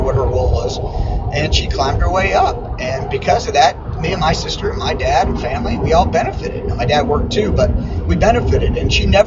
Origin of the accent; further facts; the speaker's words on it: West Mifflin, Pennsylvania, United States; West Mifflin, which is my hometown outside of Pittsburgh